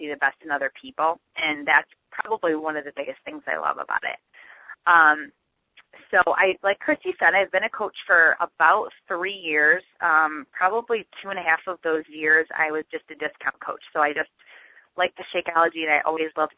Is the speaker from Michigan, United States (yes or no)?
yes; Michigan, United States; I actually live in Michigan. I'm born and raised in Michigan